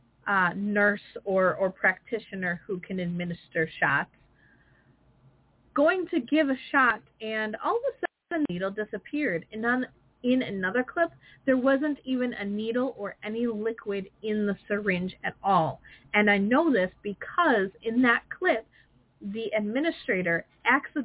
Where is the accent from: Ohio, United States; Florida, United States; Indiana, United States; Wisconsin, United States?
Wisconsin, United States; I'm from Wisconsin